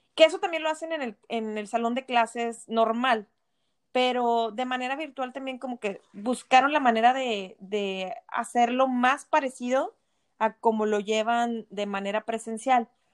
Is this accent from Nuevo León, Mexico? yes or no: yes; Monterrey, Nuevo León, Mexico; moved away